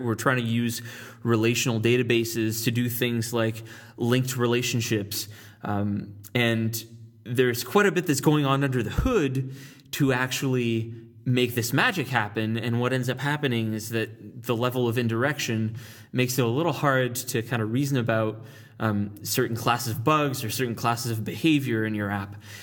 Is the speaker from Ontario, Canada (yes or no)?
yes; Ottawa, Ontario, Canada; moved away as an adult; now in San Francisco, United States; I hail from Ottawa, Ontario, Canada